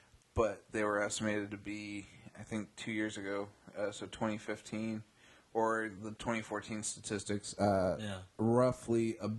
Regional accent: Bay Area, California, United States; also born or lived in Central Valley, California; coming from living in the Central Valley now, I grew up in the Bay Area.

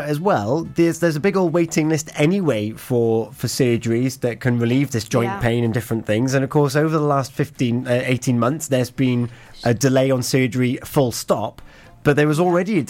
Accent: West Wales, United Kingdom; We're both from West Wales.

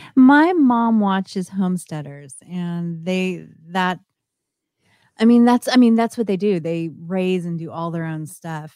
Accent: Northern California, United States; I grew up in Northern California. San Francisco was my backyard

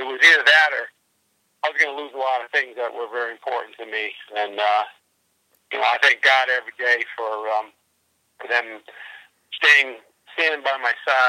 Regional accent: New England, United States; we're from New England. We're kind of used to, that kind of weather

